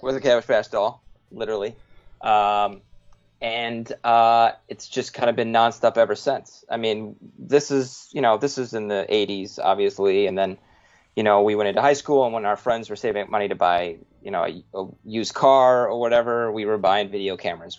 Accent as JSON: {"language": "English", "town": "Woodbury", "region": "Minnesota", "country": "United States", "tie": "born or raised there", "said": "we met in fourth grade in we grew up in Minnesota, suburb Woodbury, outside of uh, St. Paul, Minnesota"}